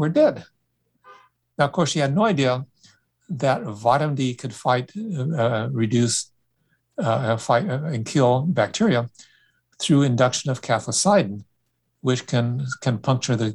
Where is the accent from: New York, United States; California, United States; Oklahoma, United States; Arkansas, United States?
California, United States; Sacramento; as a child growing up in Sacramento